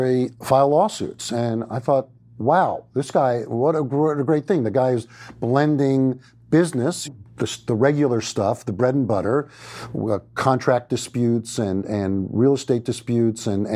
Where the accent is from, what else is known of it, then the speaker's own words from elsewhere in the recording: Great Neck, New York, United States; Grew up outside of New York City in a little town that had been home to the likes of Groucho Marx and F. Scott Fitzgerald, called Great Neck, New York